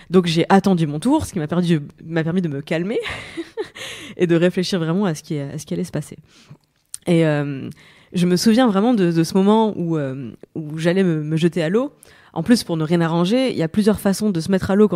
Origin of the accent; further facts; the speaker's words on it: Grand Est, France; En Moselle.